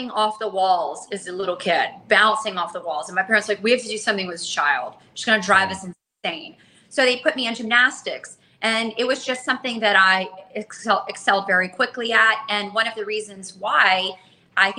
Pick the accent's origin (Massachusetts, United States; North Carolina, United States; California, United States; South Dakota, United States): North Carolina, United States; Charlotte; moved away as an adult; I'm from Charlotte, North Carolina